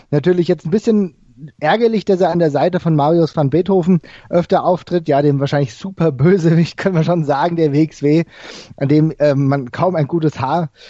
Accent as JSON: {"language": "German", "town": "Frankfurt", "region": "Hesse", "country": "Germany", "said": "ich komme ja aus Frankfurt, der, aus dem Frankfurter Raum"}